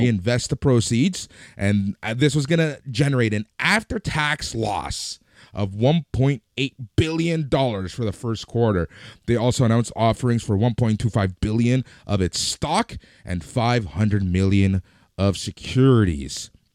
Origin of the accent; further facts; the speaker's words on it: Canada; we're Canadian, we're based in Canada